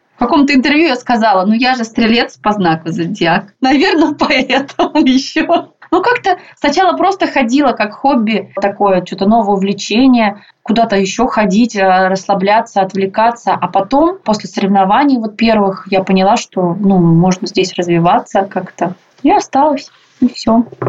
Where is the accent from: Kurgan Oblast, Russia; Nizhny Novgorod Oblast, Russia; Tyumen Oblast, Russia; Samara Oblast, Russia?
Tyumen Oblast, Russia; Tyumen; also born or lived in Ufa, Russia; now in Moscow, Russia; все дети мы там росли в Тюмени, в Тюменской области